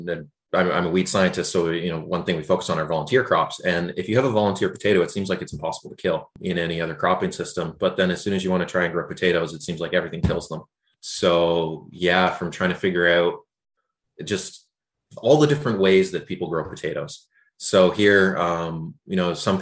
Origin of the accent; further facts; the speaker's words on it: just outside of Toronto, Ontario, Canada; moved away as an adult; now in Charlottetown, Canada; I grew up just outside of Toronto.